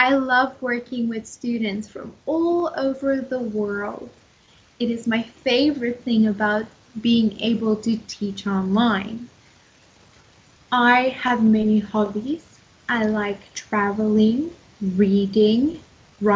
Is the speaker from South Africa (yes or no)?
yes; South Africa; I am from South Africa.